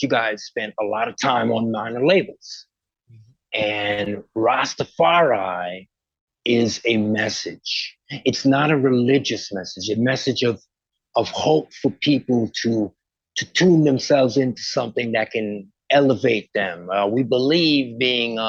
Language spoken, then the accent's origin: English; Westbury, New York, United States; also born or lived in Port of Spain, Trinidad and Tobago; I'm from Westbury.